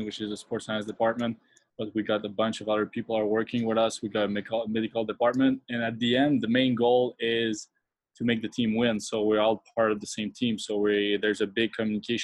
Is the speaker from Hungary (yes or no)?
no; Quebec City, Quebec, Canada; also born or lived in Montreal; I'm not from Montreal, I'm from Quebec City